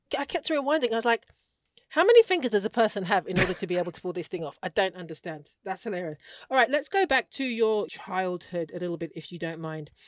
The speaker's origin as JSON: {"language": "English", "country": "United Kingdom", "said": "I'm African, I'm British"}